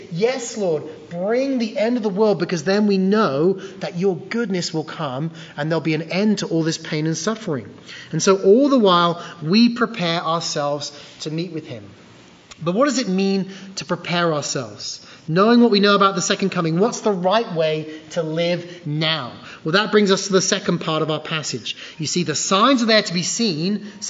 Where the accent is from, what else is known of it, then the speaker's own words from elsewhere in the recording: England, United Kingdom; Now, growing up in England, one of the worst seasons of the year is, of course, winter.